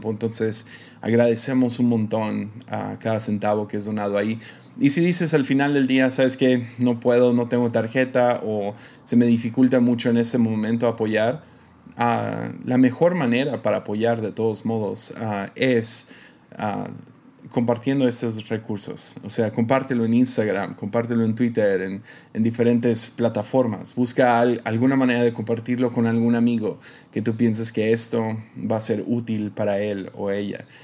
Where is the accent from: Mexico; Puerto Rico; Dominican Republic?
Mexico; accent: American; una familia que se mudó a México casi casi en cuanto nací. Entonces crecí en México toda mi vida, pero como pueden escuchar, tengo un acento americano, ¿no?